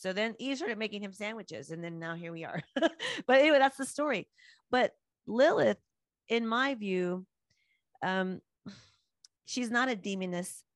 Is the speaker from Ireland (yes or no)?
no; United States; as American women, as Western women